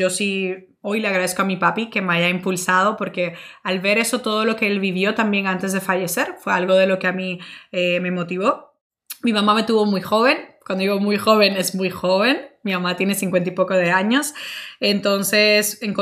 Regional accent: Dominican Republic; also born or lived in Italy / Spain; now in United States; soy dominicana, orgullosísima de ser dominicana. Eh, pero tengo que confesar que he estado más años fuera de República Dominicana que allá. Eh, yo viví en Italia, viví en España y ahora vivo en Estados Unidos.

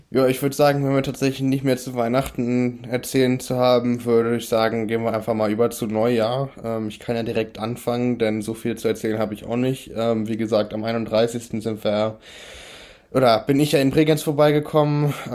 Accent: Germany; noch Dinner for One geschaut, wie das sich gehört als Deutscher.

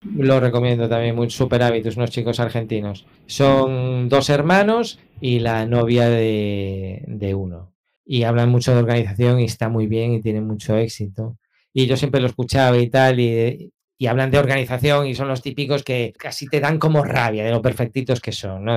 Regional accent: A Coruña, Galicia, Spain; moved away as an adult; now in Canary Islands, Spain; yo vengo de Coruña, yo nací en Coruña y allí viví hasta los veintipico años. Aquí en Canarias ya llevo veinte.

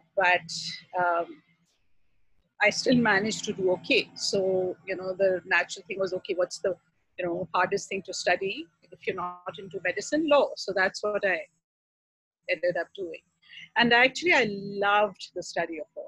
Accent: Pakistan; moved away as an adult; I grew up in Pakistan, and uh, my family is still very much there

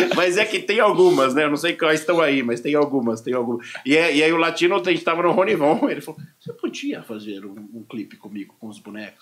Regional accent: Brazil; sou do Brasil

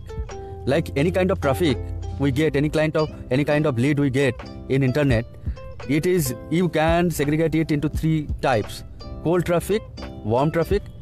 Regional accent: India; from India

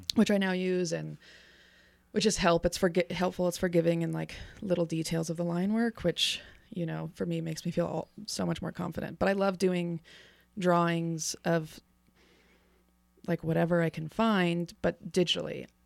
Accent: Reno, Nevada, United States; I'm from here. I'm a Reno native, born and raised

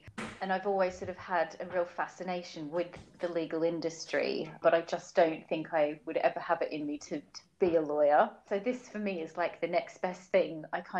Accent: Wellington Point, Queensland, Australia; So I am actually originally from Australia. I was born and raised in a very small little beach town called Wellington Point in Brisbane in Queensland.

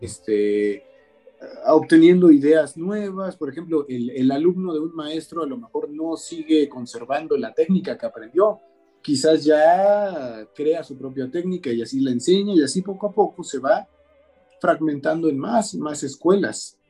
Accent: Mexico; nuestras obligaciones como mexicanos

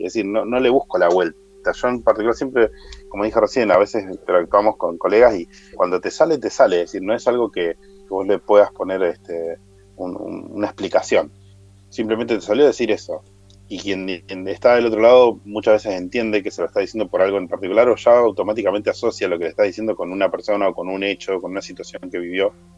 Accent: Argentina; soy argentino

